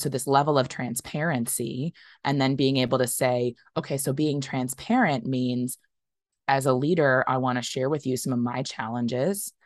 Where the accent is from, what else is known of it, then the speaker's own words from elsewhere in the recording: United States; I as an American